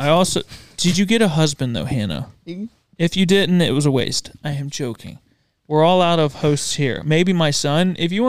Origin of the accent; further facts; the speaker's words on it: Kentucky, United States; now in Hickory, United States; I'm originally from Kentucky, but currently live in Hickory, North Carolina, where I teach second grade.